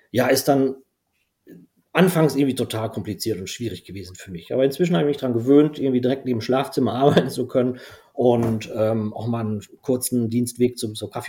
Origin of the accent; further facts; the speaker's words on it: Belgium; first language nl; German is a second language; der ist allerdings dann niederländisch, was komplett anderes, meine Muttersprache. Wie gesagt, ich habe in Belgien ähm, mein Abitur gemacht